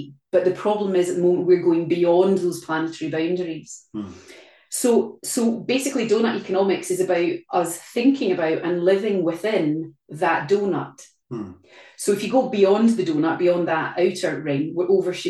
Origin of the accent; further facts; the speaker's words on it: Glasgow, Scotland, United Kingdom; in Glasgow, my hometown, very close to where we live